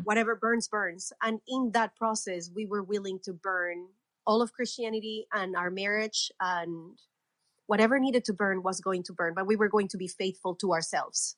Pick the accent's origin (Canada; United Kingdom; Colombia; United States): Colombia; I was born and raised in Colombia.